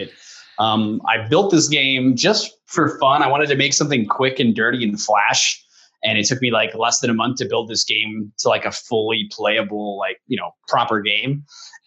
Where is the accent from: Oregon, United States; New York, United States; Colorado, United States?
Colorado, United States; moved away as an adult; now in Phoenix, United States; I was born in Colorado. I lived there for the first 20 years of my life or so